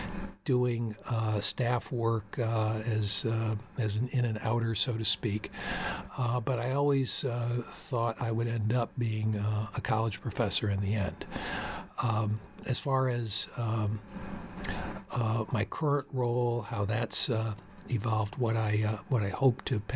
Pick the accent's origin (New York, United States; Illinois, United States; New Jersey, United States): New York, United States; my very first job in my home state